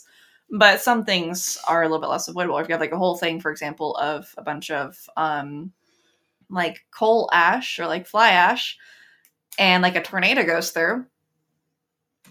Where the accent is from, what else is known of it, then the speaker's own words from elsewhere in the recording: Ohio, United States; moved away; growing up in Ohio